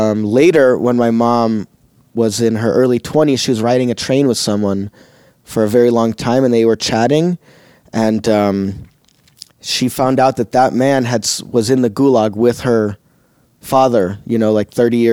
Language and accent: English; Chicago, Illinois, United States; Chicago where I was born, grew up in Chicago, always spoke Russian at home